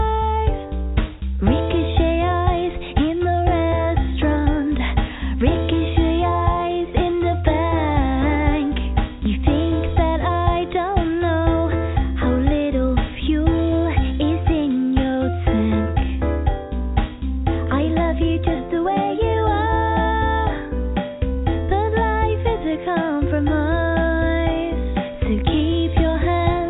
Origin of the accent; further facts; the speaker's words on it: Boston, Massachusetts, United States; moved away as an adult; I was born and raised in the Boston area